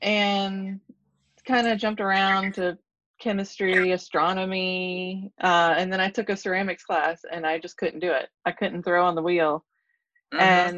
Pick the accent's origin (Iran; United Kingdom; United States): United States; Jacksonville, Florida; also born or lived in Arizona; So I grew up all around Florida, different parts of the Florida. We settled on Jacksonville, Florida, probably for the last part.